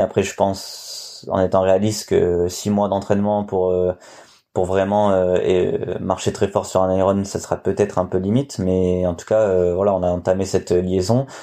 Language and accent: French; Nice, Provence-Alpes-Côte d'Azur, France; je suis niçois